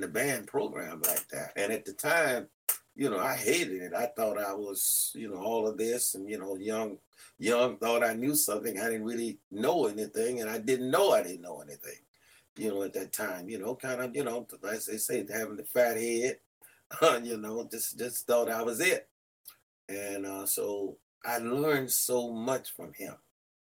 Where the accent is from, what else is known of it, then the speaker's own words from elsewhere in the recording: Louisiana, United States; moved away as an adult; I'm from Louisiana